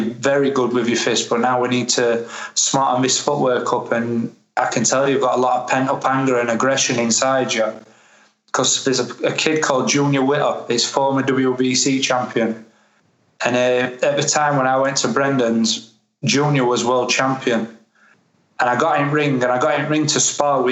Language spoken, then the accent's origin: English; Sheffield, Yorkshire and the Humber, United Kingdom; I'm from Sheffield